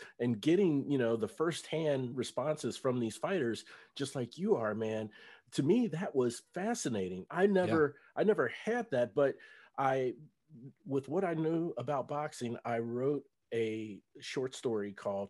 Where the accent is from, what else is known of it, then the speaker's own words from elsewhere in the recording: Cincinnati, Ohio, United States; And so, I live in North Texas now, but for about 6 years. But back in, I'm from Cincinnati